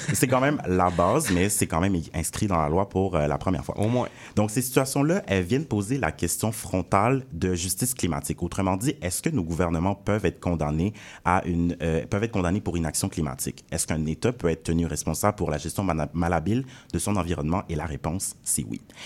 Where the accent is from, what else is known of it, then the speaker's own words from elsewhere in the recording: Montreal, Quebec, Canada; moi, j'ai grandi à Saint-Laurent